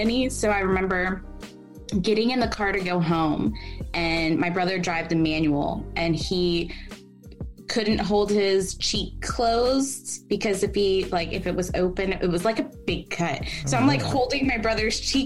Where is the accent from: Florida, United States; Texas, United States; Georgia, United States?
Georgia, United States; Kennesaw; I was born and raised here in Georgia. So, and I grew up in the Kennesaw area